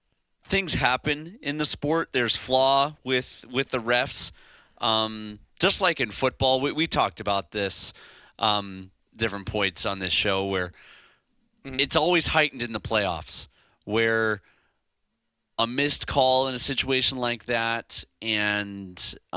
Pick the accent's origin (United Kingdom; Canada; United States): United States; Lake Zurich, Illinois; I'm from Lake Zurich, Illinois.